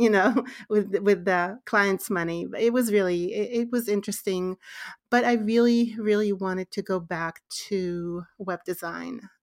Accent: Israel; born and raised in Israel

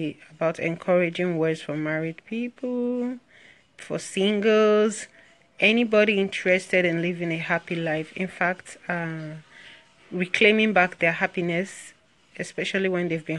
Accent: Nigeria; I'm from Nigeria

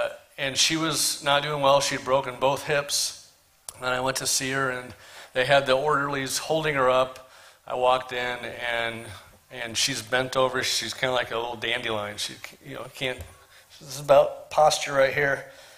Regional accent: Portland, Oregon, United States; moved away as an adult; also born or lived in Eugene, Oregon; now in Denver, United States; this is my hometown. Grew up in Portland. My whole life was born here. Went to Clackamas High School.

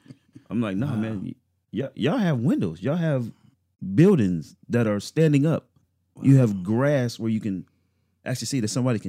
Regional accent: St. Louis, Missouri, United States; now in Champaign, United States; when I came from St. Louis, the mentality was completely different than Champaign or Bennett.

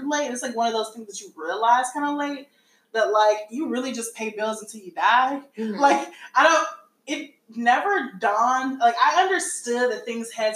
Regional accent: United States; also born or lived in Chicago; I'm an American

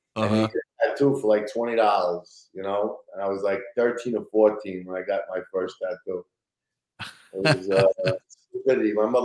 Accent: Brooklyn, New York, United States; Sunset Park, Brooklyn.

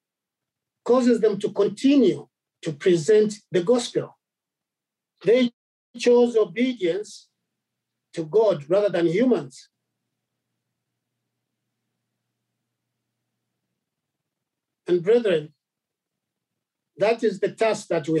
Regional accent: Zambia; I come from Zambia, and we are different, you know, there are different tribes there

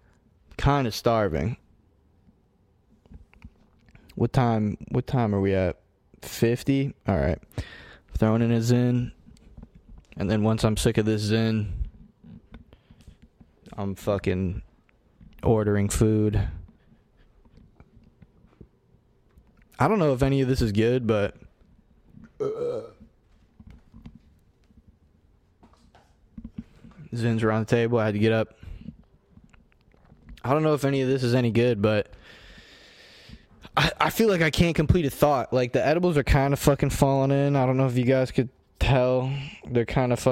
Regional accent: United States; I'm an American

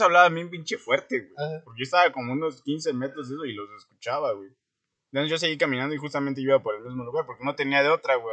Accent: Guerrero, Mexico; born or raised there; moved away; also born or lived in Toluca

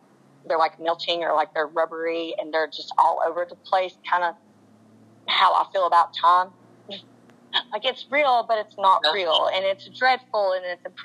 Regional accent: Asheville, North Carolina, United States; I grew up in Asheville. So, if you don't know about Asheville, North Carolina, it's a very artsy town.

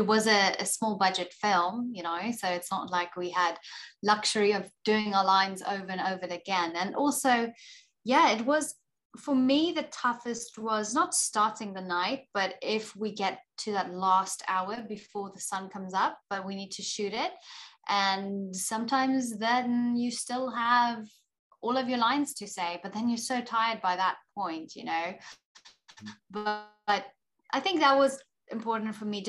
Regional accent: South Africa; moved away as an adult; now in Texas, United States; as a South African

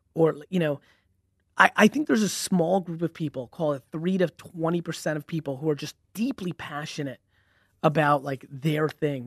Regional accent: Edison, New Jersey, United States; also born or lived in Belarus / Queens, New York; I grew up in, you know, I really grew up in Edison, New Jersey

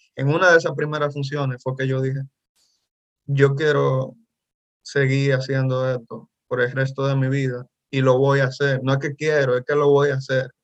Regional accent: Dominican Republic; soy dominicano, soy actor

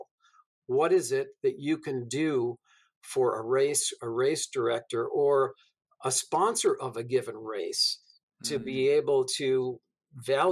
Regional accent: Massachusetts, United States; I grew up in Massachusetts back in the 70s

